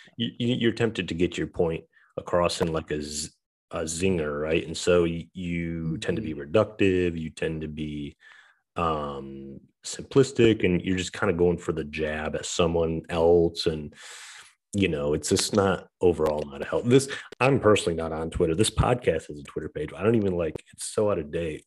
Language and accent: English; Saginaw, Michigan, United States; moved away; my hometown where I grew up. Um, or in Saginaw, Michigan